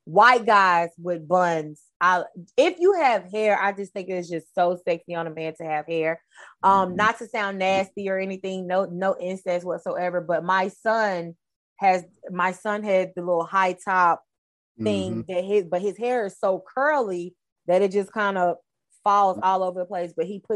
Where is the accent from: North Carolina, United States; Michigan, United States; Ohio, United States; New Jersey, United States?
North Carolina, United States; Charlotte; I'm from North Carolina, Charlotte, North Carolina